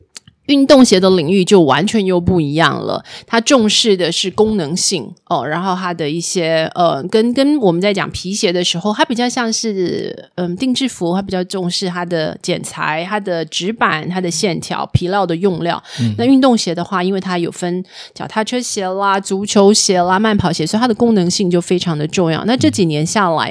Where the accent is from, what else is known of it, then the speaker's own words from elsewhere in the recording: Taiwan; moved away; 那可是我们台湾人哦，